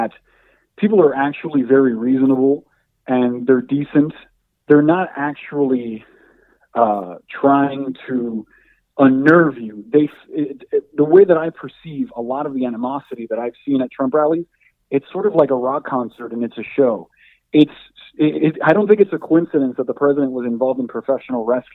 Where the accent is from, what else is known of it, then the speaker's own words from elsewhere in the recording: Hialeah, Florida, United States; moved away as an adult; also born or lived in Syracuse; growing up in Hialeah in Miami